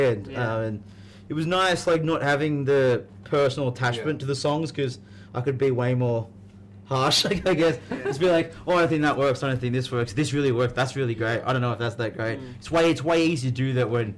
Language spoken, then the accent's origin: English; Sydney, New South Wales, Australia; From Sydney, yeah. We're both Sydney